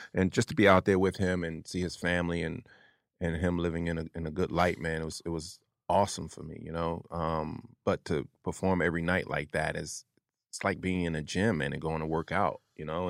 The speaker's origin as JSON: {"language": "English", "town": "Atlantic City", "region": "New Jersey", "country": "United States", "also_born_or_lived": "New York", "moved": "yes", "said": "I'm from Jersey, Atlantic City. I lived in New York before I came here, though"}